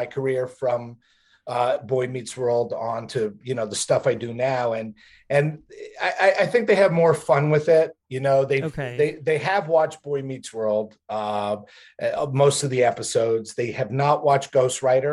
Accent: Montreal, Quebec, Canada; born or raised there; also born or lived in Newark, New Jersey, United States

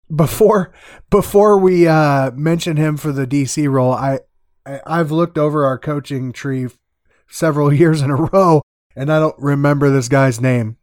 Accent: Iowa, United States; he played college football here in my home state.

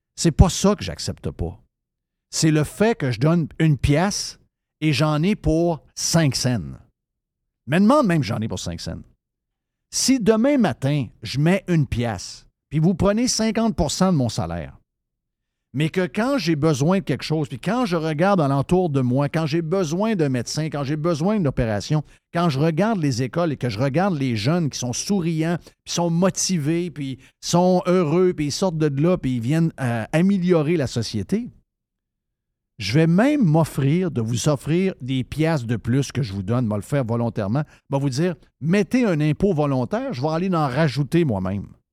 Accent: Saint-David-de-Falardeau, Quebec, Canada; moved away; j'ai été élevé au Saguenay-Lac-Saint-Jean

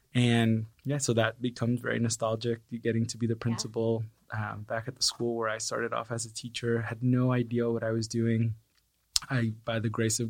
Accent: California, United States; moved away as an adult; now in San Antonio, United States; I came to San Antonio in 2010. I was originally from California.

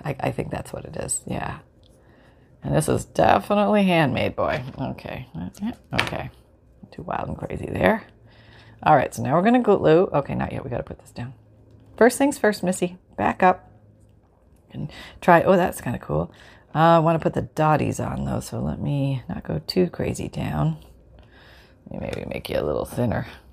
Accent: Canada; now in Florida, United States; I grew up in Canada

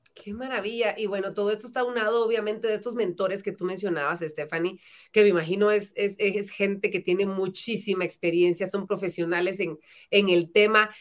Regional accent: Guatemala; nos da la oportunidad de poder crecer como guatemaltecos

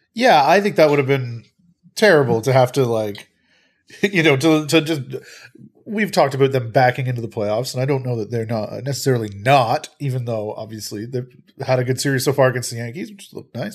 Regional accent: Peterborough, Ontario, Canada; I am from Peterborough.

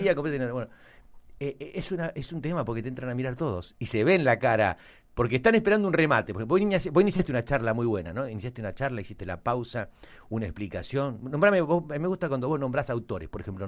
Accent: Argentina; Somos argentinos

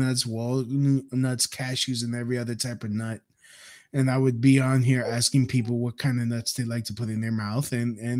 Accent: New York City, New York, United States; I'm from Brooklyn too

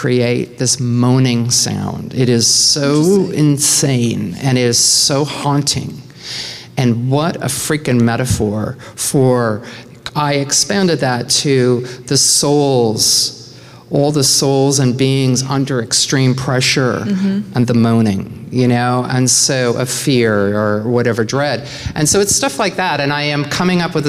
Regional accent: Nova Scotia, Canada; from a tiny town in Nova Scotia

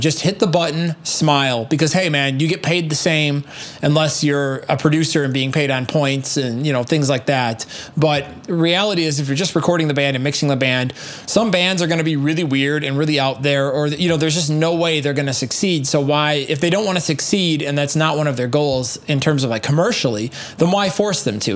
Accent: United States; being an American American

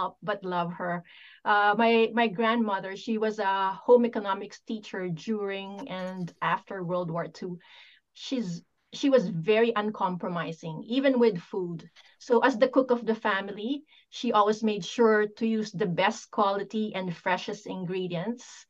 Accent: Pampanga, Central Luzon, Philippines; moved away; I was born and raised in the Philippines. I grew up in a region called Pampanga

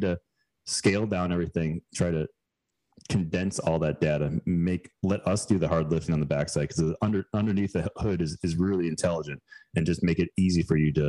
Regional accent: Chicago suburbs, Illinois, United States; also born or lived in Girona, Spain; now in Greenville, United States; we moved back to where my wife and I both grew up in the Chicago burbs.

